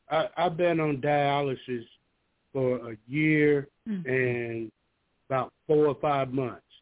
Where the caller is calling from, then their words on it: Georgia, United States; I'm calling from Georgia.